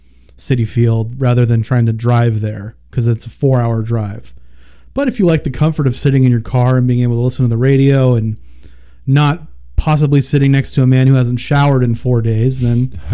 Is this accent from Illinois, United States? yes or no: no; Long Island, New York, United States; moved away; I grew up in Long Island.